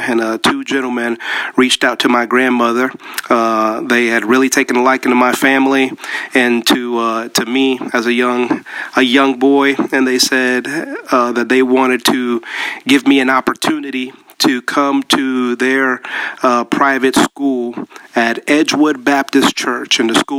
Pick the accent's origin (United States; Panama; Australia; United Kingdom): Panama; born there; Both of my parents are actually Colombian, but I was born in Panama, which is Central America.